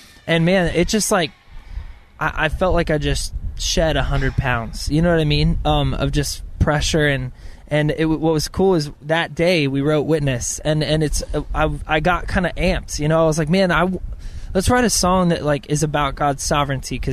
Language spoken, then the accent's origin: English; Clovis, California, United States; moved away as an adult; now in Nashville, United States; I'm going to my hometown, Clovis, California